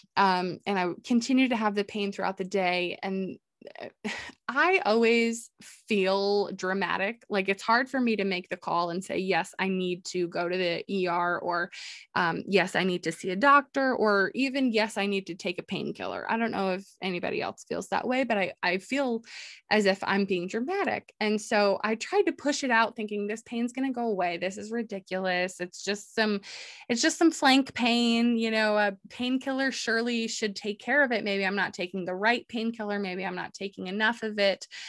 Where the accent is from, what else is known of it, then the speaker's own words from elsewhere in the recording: New York, United States; living, growing up in New York